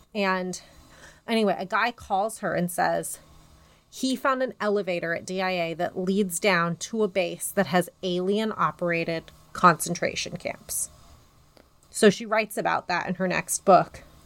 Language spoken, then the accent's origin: English; Denver, Colorado, United States; my hometown's airport, D